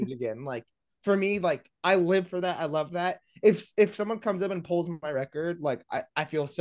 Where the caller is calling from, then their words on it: Las Vegas, Nevada, United States; Yes, I'm in Las Vegas. This is where my HQ is, my label HQ.